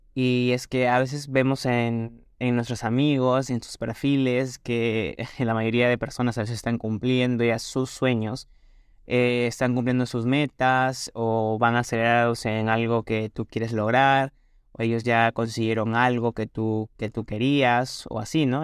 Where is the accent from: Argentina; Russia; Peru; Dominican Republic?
Peru; en mi país Perú